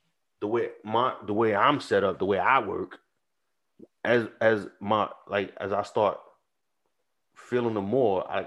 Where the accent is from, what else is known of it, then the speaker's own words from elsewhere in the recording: United States; Born and raised in Montgomery Projects